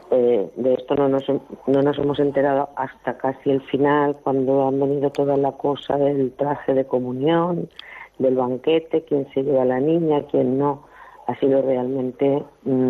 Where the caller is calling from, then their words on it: Valencia, Valencian Community, Spain; de Valencia.